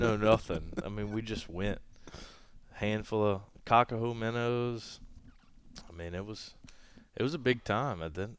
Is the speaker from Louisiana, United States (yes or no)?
yes; Napoleonville, Louisiana, United States; Napoleonville, Louisiana. You can really say Pankerville. I mean, you blink and you might miss it, but a long way from here.